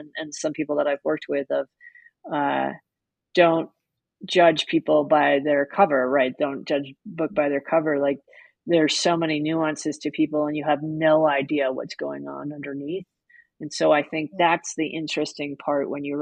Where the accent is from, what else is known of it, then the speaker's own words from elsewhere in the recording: New York City, New York, United States; I grew up in New York City